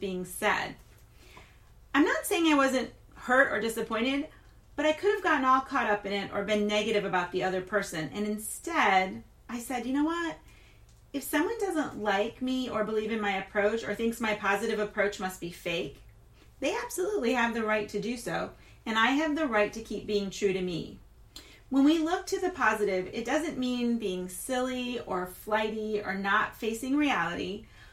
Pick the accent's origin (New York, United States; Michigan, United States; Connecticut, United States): Michigan, United States; Flint; also born or lived in Louisiana / Texas / Wisconsin / Florida; now in Tampa, United States; I'm not from Tampa. I'm not a Tampanian. Rather, I'm from Flint, Michigan, and we get called Flintstones